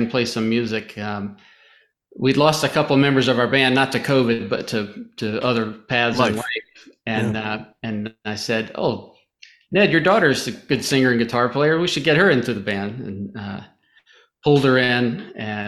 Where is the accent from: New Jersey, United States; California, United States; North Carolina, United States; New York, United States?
North Carolina, United States; now in Huntsville, United States; I'm from North Carolina